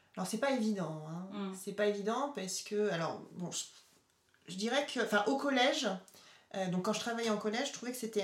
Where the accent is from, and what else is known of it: Cholet, Pays de la Loire, France; born or raised there; moved away